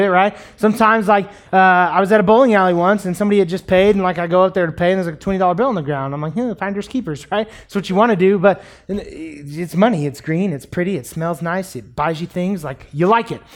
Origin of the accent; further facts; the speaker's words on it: United States; we as American Christians